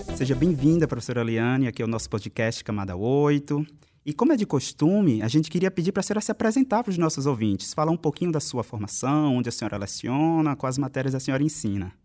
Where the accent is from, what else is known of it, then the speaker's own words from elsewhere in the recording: a city in the Northeast, Northeast Region, Brazil; eu sou de alguma cidade no Nordeste